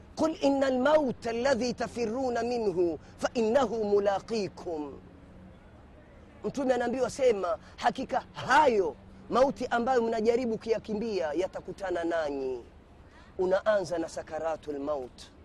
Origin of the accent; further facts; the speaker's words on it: Kenya; mimi ni Mkenya